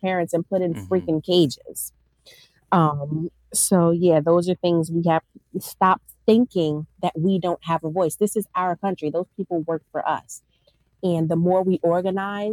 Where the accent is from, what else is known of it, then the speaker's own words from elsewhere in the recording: Newark, New Jersey, United States; I grew up in North New Jersey